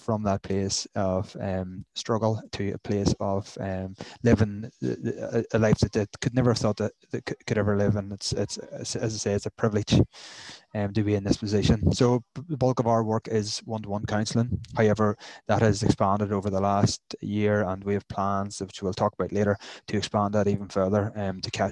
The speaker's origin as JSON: {"language": "English", "town": "Newcastle", "country": "United Kingdom", "said": "I'm from Newcastle"}